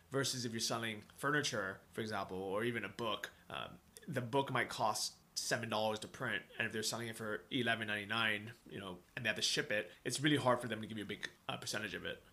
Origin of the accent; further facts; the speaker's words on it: California, United States; also born or lived in Toronto, Canada; now in Thailand; I grew up in California. We didn't really have snow